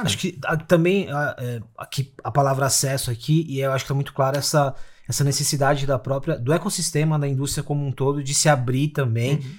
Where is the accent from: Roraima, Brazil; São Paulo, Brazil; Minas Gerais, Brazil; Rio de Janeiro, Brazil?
São Paulo, Brazil; also born or lived in Osasco; eu sou da periferia de São Paulo, moro em Osasco